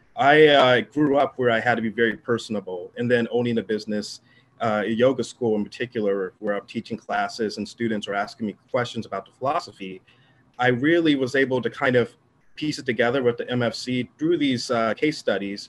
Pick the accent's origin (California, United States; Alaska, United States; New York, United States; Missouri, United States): California, United States; Southern; I'm from Southern California